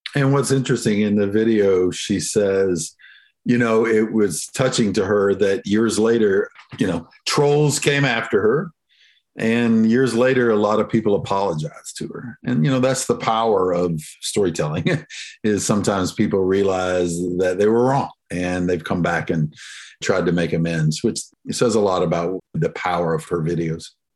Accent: the South, United States; I'm, of course, from the South. You can probably hear it in my accent. So we're y'all culture down here.

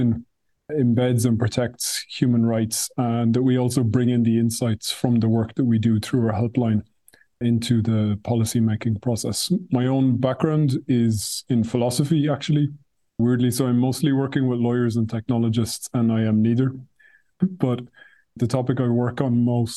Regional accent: Ireland; now in Brussels, Belgium; I'm Irish, but I'm based in Brussels

